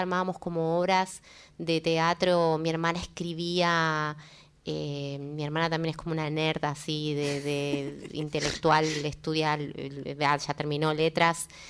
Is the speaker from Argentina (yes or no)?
yes; Córdoba, Argentina; soy cordobesa